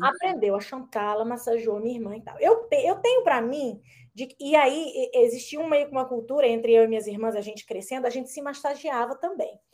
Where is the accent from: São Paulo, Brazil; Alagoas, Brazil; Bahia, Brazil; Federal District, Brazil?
Federal District, Brazil; Brasília; moved away as an adult; also born or lived in Malaysia; now in California, United States; lá no Brasil, quando sou de Brasília